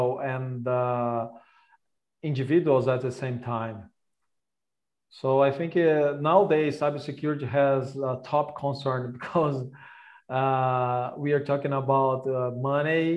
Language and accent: English; Brazil; I'm born and raised in Brazil